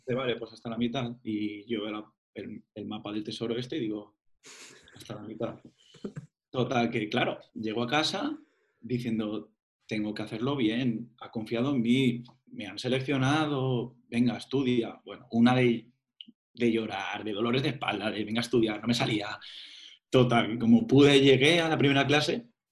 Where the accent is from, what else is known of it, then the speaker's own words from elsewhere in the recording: Burjassot, Valencian Community, Spain; moved away as an adult; Me apunté a la, banda de Burjasot, de mi pueblo